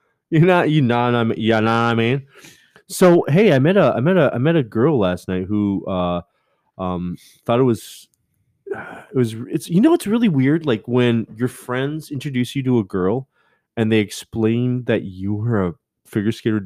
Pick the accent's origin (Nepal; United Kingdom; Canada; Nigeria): Canada; I'm Canadian